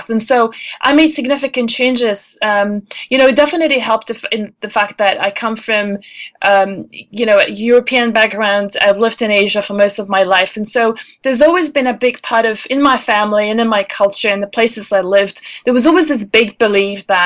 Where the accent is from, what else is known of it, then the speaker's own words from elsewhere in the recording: Denmark; English is a second language; You know, when I was growing up in Denmark, it was uh, an old lady's name.